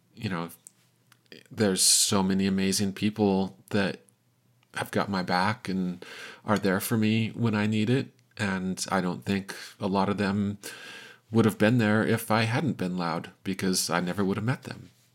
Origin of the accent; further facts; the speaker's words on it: Salt Lake City, Utah, United States; I'm from Salt Lake City, Utah